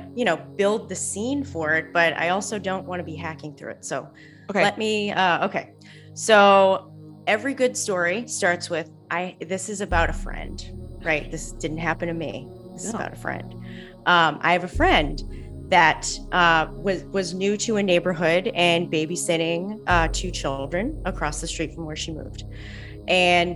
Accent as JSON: {"language": "English", "town": "Salem", "region": "Massachusetts", "country": "United States", "tie": "born or raised there", "moved": "yes", "said": "I'm from Salem, Massachusetts"}